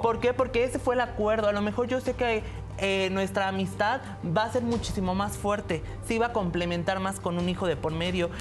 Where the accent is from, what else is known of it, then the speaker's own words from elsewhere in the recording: Tlaxcala, Mexico; moved away as an adult; now in Mexico City, Mexico; Yo me vine de Tlaxcala porque mi abuelo siempre me discriminó de alguna u otra manera